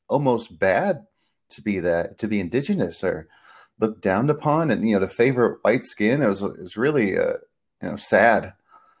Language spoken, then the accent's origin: English; Peru; born there; I was born in Peru, so we're both from really two major areas in South America